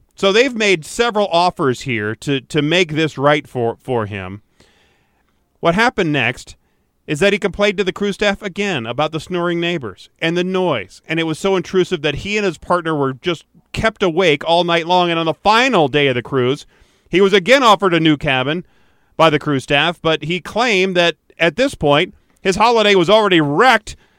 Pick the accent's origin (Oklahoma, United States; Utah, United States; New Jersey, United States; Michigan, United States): Michigan, United States; Detroit; I grew up in Detroit